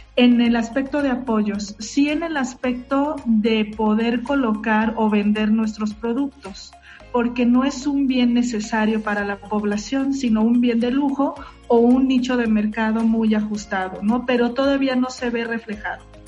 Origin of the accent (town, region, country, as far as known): Mexico